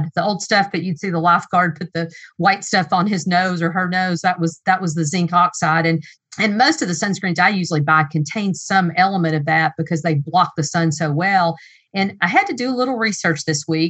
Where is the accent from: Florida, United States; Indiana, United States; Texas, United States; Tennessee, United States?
Tennessee, United States; East; I'm from Tennessee, by the way, and we have some nice lakes and nice places to paddle, even close to where I live in East Tennessee